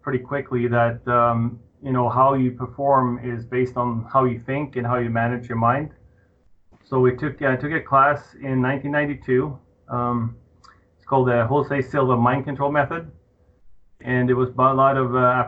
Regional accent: Norway; moved away as an adult; now in Colorado, United States; I was born in Norway in the year 1968

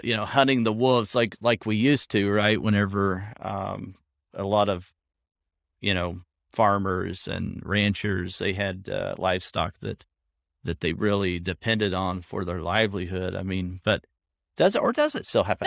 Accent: Southwest Oklahoma, United States; moved away; I grew up in Southwest Oklahoma

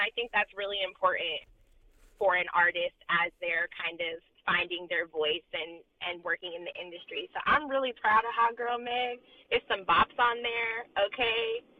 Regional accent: Oakland, California, United States; I'm in my hometown

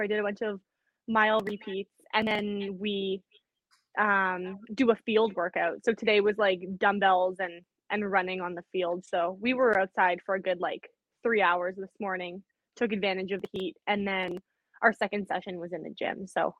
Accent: Winnipeg, Manitoba, Canada; Canada. So I'm from Winnipeg, Manitoba. It's like right in the middle.

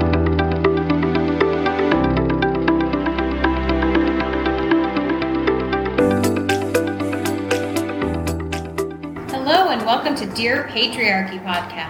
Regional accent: Coronado, California, United States; I grew up in Coronado

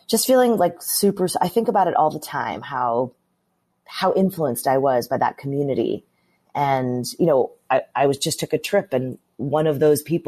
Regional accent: suburbs of Boston, Massachusetts, United States; We were raised in the suburbs of Boston, so in Massachusetts. Grew up in a really Irish Catholic community

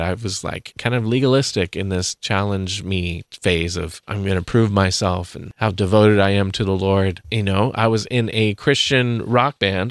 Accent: Santa Cruz, California, United States; I grew up in Santa Cruz, Northern California, very liberal town

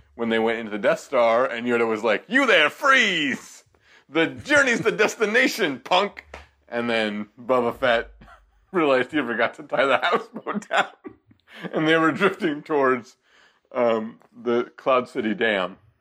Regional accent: Seattle, Washington, United States; I grew up in Seattle

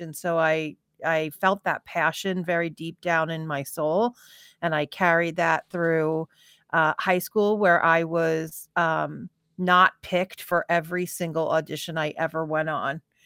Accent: Farmingdale, New York, United States; born or raised there; also born or lived in California

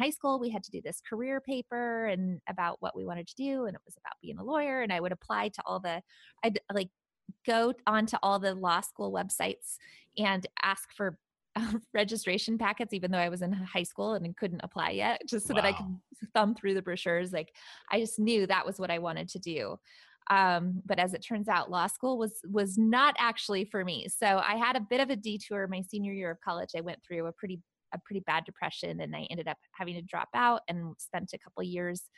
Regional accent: Seattle, Washington, United States; moved away as an adult; now in Punta Gorda, United States; I actually grew up in the Seattle area.

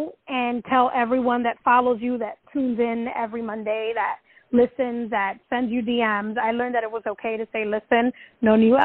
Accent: New York City, New York, United States; I'm just like this Dominican girl that was born and raised in the Bronx

